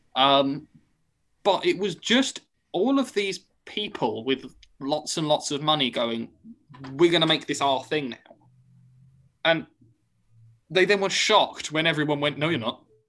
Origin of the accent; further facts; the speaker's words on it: United Kingdom; I am British.